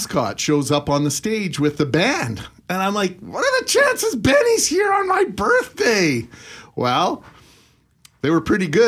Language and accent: English; Brandon, Manitoba, Canada; moved away as an adult; also born or lived in Winnipeg / Vernon, BC; my buddy John and I grew up in Brandon at the same time